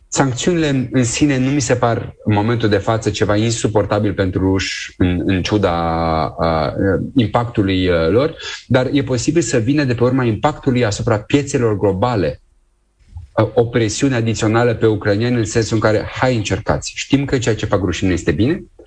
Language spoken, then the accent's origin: Romanian; Romania; noi ca români